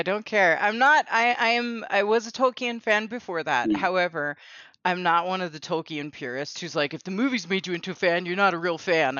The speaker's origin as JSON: {"language": "English", "country": "United States", "tie": "born or raised there", "said": "those of us who are American and, you know, we're born and raised in the United States"}